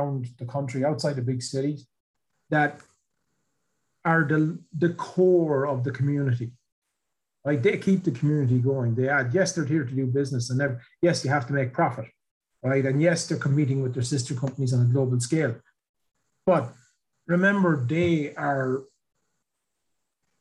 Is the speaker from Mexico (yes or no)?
no; Ireland; I grew up here in Ireland in the 80s, where there was no work, like nothing